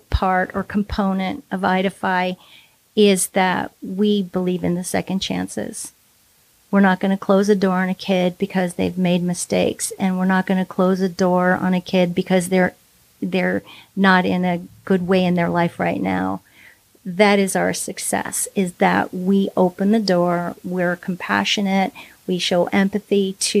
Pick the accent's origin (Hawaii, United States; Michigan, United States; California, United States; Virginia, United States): California, United States; moved away as an adult; So I grew up mostly in Southern California, and I moved here about 20 years ago with my family to raise our kids in the beautiful Northwest.